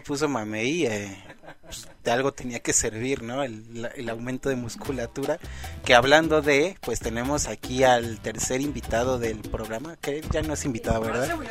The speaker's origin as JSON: {"language": "Spanish", "country": "Mexico"}